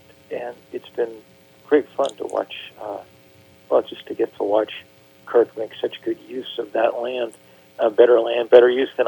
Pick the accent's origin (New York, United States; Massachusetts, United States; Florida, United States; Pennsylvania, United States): Massachusetts, United States; Lexington; I grew up in Lexington, Massachusetts, where the first battle of the American Revolution was fought.